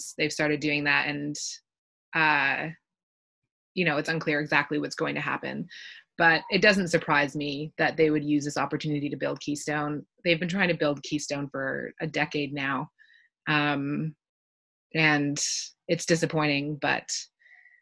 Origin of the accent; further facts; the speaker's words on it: Canada; accent: Canadian; if you can't tell from my accent, I'm from Canada